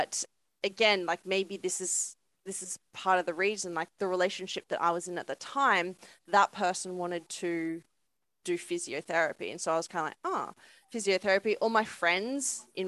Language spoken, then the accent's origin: English; Hornsby, New South Wales, Australia; I saw Hornsby and I was like, that's my hometown.